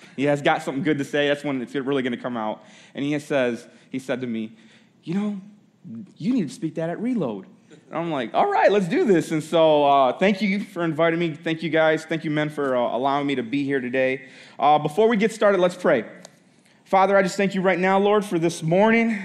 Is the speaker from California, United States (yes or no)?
no; Holland, Michigan, United States; I grew up in Holland, Michigan